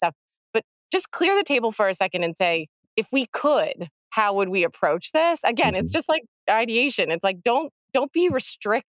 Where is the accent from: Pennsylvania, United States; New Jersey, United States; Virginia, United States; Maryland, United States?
Pennsylvania, United States; I'm from Pennsylvania